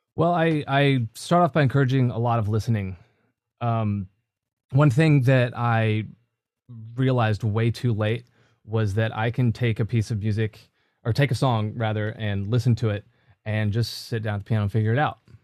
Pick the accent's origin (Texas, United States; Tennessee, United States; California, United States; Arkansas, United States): Tennessee, United States; Cookeville; moved away as an adult; my hometown. That's, uh, Cookville. It's, uh, right in between Nashville and Knoxville